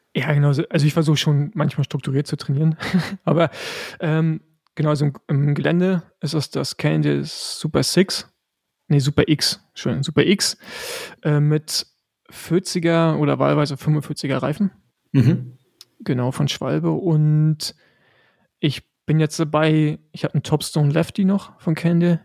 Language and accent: German; Rostock, Mecklenburg-Vorpommern, Germany; also born or lived in Girona, Spain; als äh, Rostocker